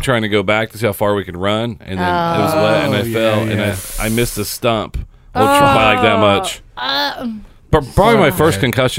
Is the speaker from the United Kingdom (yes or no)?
no; Seymour, Indiana, United States; I grew up in Seymour, about an hour and a half south.